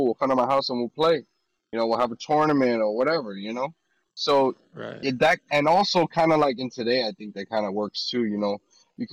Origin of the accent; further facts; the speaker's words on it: Northeast, United States; I'm from the Northeast, you know, when you grow up, where it gets cold in the winters.